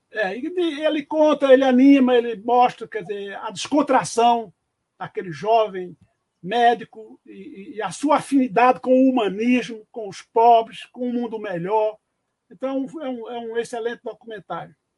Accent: Cajazeiras, Paraíba, Brazil; moved away as an adult; also born or lived in Pernambuco; Eu sou de Cajazeiro

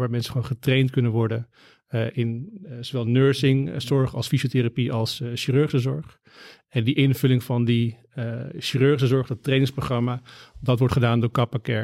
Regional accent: Amsterdam, North Holland, Netherlands; ben opgegroeid in Amsterdam, ben daar geboren

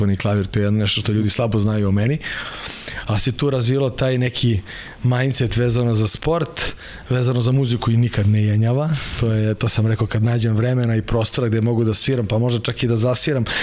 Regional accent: Kraljevo, Šumadija and Western Serbia, Serbia; moved away as an adult; also born or lived in Croatia; now in Belgrade, Serbia; bio sam aktivan judista i u Kraljevu iz Hrvatske smo se doselili, otac vojno lice pilot, pa je došao u Kraljevo, on tamo nekih 80 i neke godine. I onda smo pošli prešli za Beograd, brat i ja

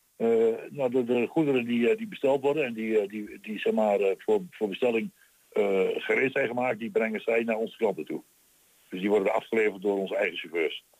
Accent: Twente, Overijssel, Netherlands; accent: Twents

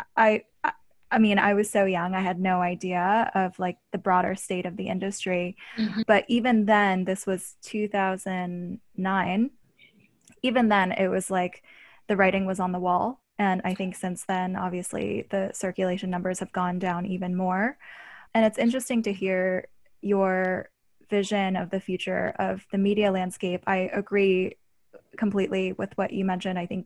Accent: Pittsburgh, Pennsylvania, United States; I was interning at my hometown newspaper, the Pittsburgh

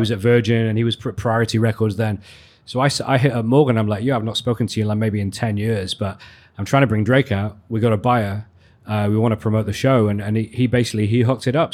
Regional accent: Leeds, Yorkshire and the Humber, United Kingdom; moved away as an adult; also born or lived in London; in Leeds, actually, which is my hometown

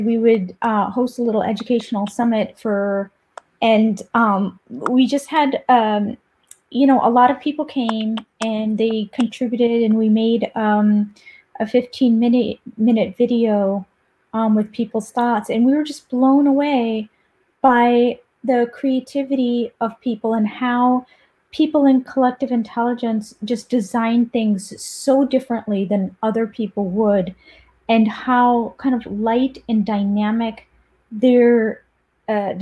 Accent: United States; also born or lived in Paris, France; now in France; I live right outside of Paris. Oh, but I'm American

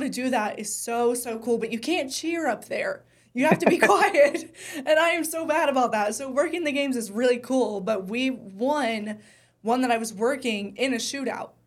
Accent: Charlotte, North Carolina, United States; I grew up in Charlotte

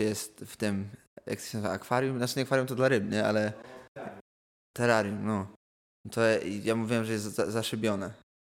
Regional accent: Poland; now in London, United Kingdom; powiedziałem, że jestem z Polski

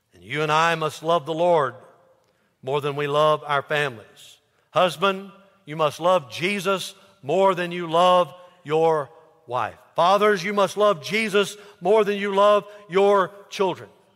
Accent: United States; I'm an American

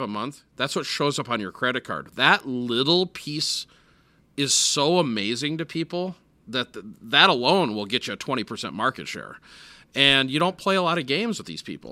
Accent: Minneapolis, Minnesota, United States; I grew up in Minneapolis

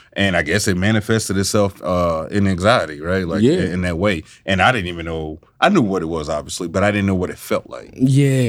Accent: Baton Rouge, Louisiana, United States; I'm from Baton Rouge, Louisiana. I was born and raised.

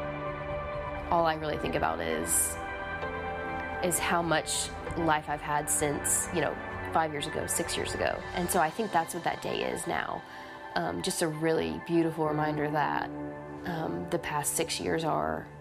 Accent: Tennessee, United States; also born or lived in Florida; now in Mississippi, United States; we moved to Tennessee from Florida when I was 10 years old in the middle of the school year

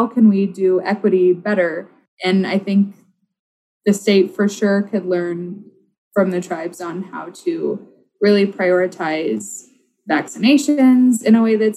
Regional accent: Oklahoma, United States; now in Minnesota, United States; I grew up in Oklahoma

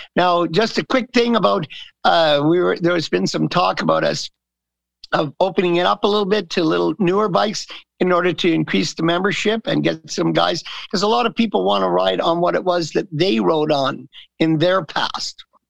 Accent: the East, Eastern Canada, Canada; moved away as an adult; also born or lived in California; I grew up in the East. I've been here since 1980

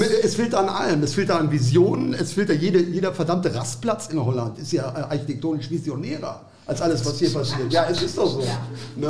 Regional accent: Datteln, North Rhine-Westphalia, Germany; ich komme aus Datteln, Waltrop

